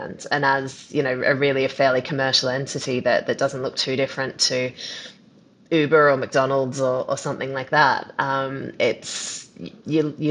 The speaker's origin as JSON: {"language": "English", "country": "Australia", "said": "I'm Australian"}